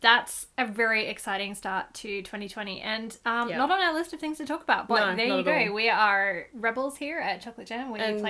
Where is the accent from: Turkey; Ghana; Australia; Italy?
Australia; So, some context for our non-Australian listeners. Fire season is a thing here.